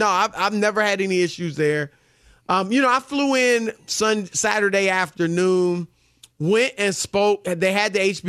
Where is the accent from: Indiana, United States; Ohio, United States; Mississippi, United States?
Ohio, United States; Cleveland; I'm from Cleveland, one of the many places I'm from.